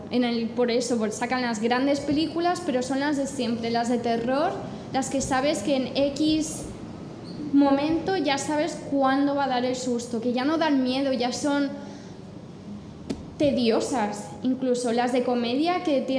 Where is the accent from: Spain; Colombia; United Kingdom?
United Kingdom; England; Spanish is a second language; Además, yo soy inglesa y, a mí el, mi humor, el que más me gusta es el británico, que es súper seco